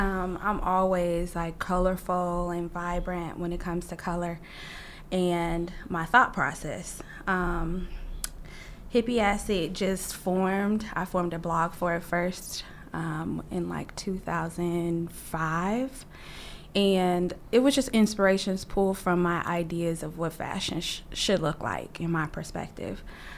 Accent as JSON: {"language": "English", "region": "California", "country": "United States", "tie": "born or raised there", "also_born_or_lived": "Detroit", "said": "I was born in Detroit, moved to California. My mom, we're a transplant to California"}